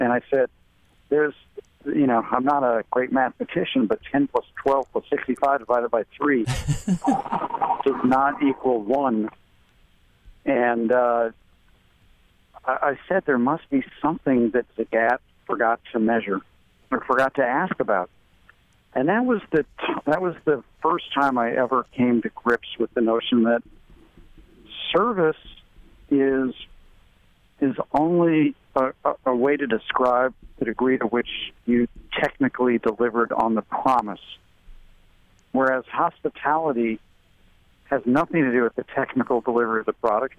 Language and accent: English; St. Louis, Missouri, United States; it was the way that people made you feel growing up in St. Louis, even more than how amazing the food was. And, you know, in that generation, I grew up in the 60s and 70s